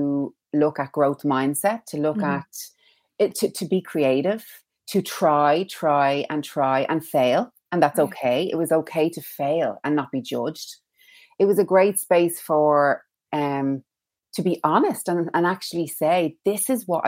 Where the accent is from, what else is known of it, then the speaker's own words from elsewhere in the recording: Dublin, Leinster, Ireland; now in Kilcullen? (Wilkinstown), Ireland; I'm from Tala. I'm a Talafornian. And I live in Wilkinstown now, but very proud of my Talafornian roots.